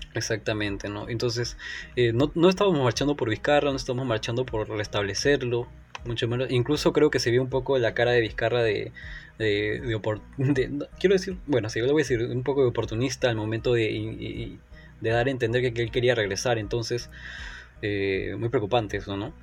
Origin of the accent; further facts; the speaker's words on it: Peru; en mi país